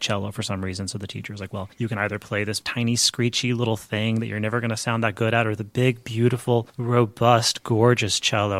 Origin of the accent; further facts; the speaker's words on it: Midland, Texas, United States; I grew up in Midland, Texas